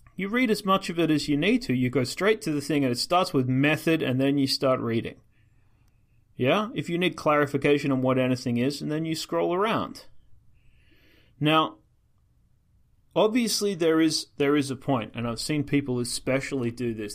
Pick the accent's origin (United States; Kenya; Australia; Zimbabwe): Australia; I'm Australian